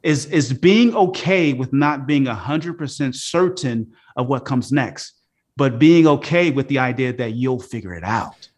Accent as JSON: {"language": "English", "town": "Oakland", "region": "California", "country": "United States", "tie": "born or raised there", "also_born_or_lived": "Philadelphia, Pennsylvania / Los Angeles, California", "said": "I grew up in Oakland, California"}